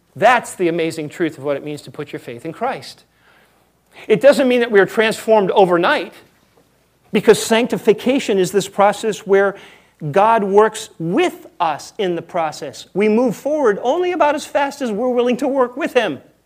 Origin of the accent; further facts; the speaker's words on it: United States; We are so American